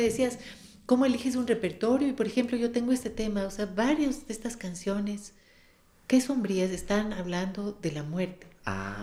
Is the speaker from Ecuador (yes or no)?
yes; Quito, Pichincha, Ecuador; las quebradas de Quito que son las nuestras